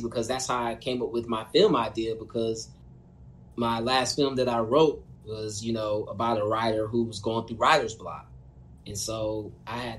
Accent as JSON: {"language": "English", "region": "Indiana", "country": "United States", "tie": "born or raised there", "said": "I grew up in a rough hood. You know what I mean? I'm from Indiana"}